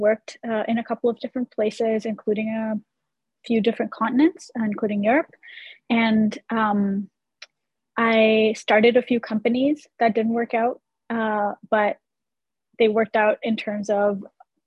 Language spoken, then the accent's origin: English; India; moved away as an adult; now in United States; I grew up in India and I lived there for the first 17 years of my life. And then I moved to the US by myself for college.